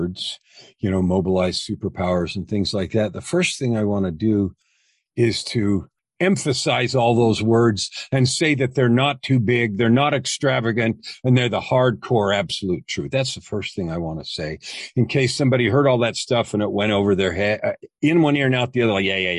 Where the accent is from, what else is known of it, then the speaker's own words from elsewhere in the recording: San Francisco Bay Area, California, United States; I was born in California, San Francisco Bay Area, grew up with two parents